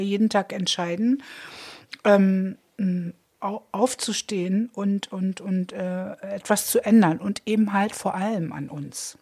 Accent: Berlin, Germany; Ich komme aus Treptow

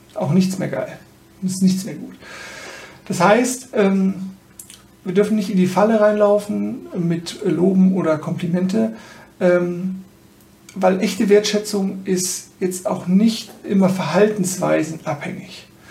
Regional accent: Germany; besonders als Deutsche

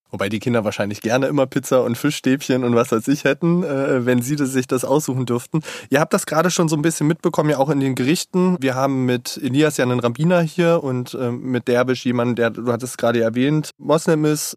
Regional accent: Saxony-Anhalt, Germany; Ich bin in Sachsen-Anhalt tatsächlich aufgewachsen

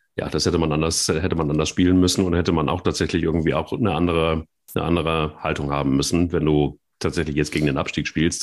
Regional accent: Cologne, North Rhine-Westphalia, Germany; wir als Kölner

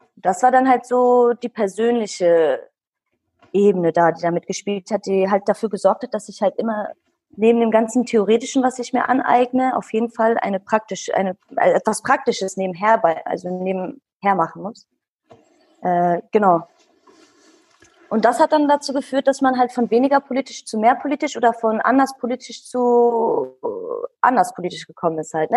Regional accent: Bielefeld, North Rhine-Westphalia, Germany; ich bin in Bielefeld geboren und aufgewachsen. Hm, meine Eltern sind Kurden

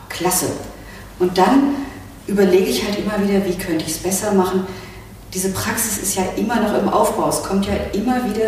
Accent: West Germany, Germany; ich bin ja nun im Westen groß geworden

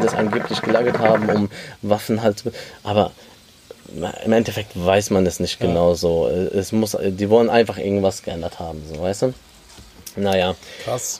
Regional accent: Germany; also born or lived in Lebanon (ancestry); Klar sind wir in Deutschland aufgewachsen und äh, leben hier

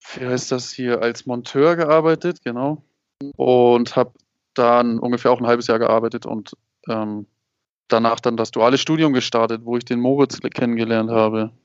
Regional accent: Hamburg, Germany; moved away as an adult; now in Puebla, Mexico; Ich komme aus ähm, Hamburg. Bin in Hamburg geboren und habe immer dort gelebt

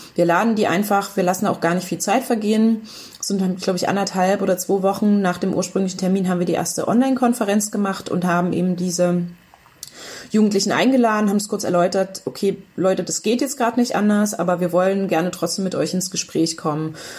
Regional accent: Upper Lusatia, Saxony, Germany; moved away as an adult; ich komme ursprünglich aus der Oberlausitz, ne? Aus einem Ort

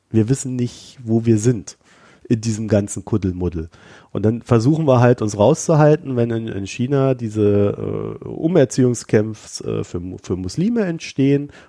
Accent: East Germany, Germany; die Vergangenheit hilft mir nicht weiter und das sage ich jetzt als Ossi.

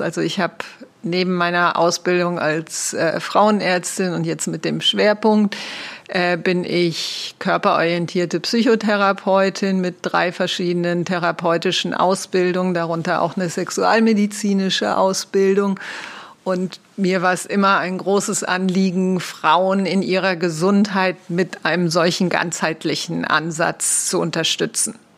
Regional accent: Rhineland, Germany; now in Switzerland; Ich bin Rheinländerin, also sehr lebendig

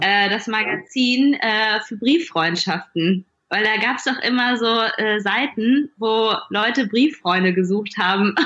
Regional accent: Duisburg, North Rhine-Westphalia, Germany; moved away as an adult; now in Berlin, Germany; Ich bin nicht in Berlin groß geworden, ich komme aus Duisburg

